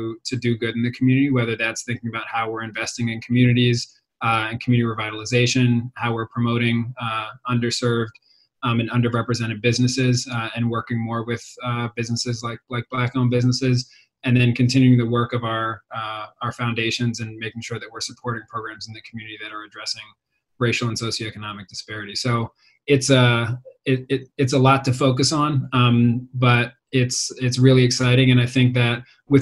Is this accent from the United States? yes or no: yes; Philadelphia, Pennsylvania, United States; also born or lived in Rochester; I'm a native Philadelphian. I grew up in Germantown